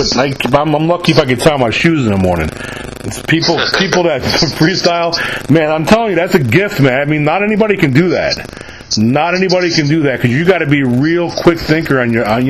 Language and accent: English; New York, United States; moved away; I'm actually from New York originally